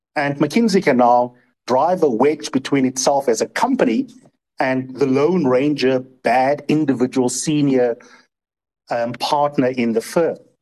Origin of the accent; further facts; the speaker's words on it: South Africa; as a South African